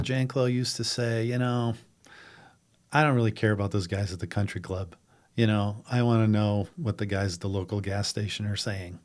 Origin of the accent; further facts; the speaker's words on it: Madison, South Dakota, United States; also born or lived in Lincoln County, South Dakota; I grew up in Madison in Lake County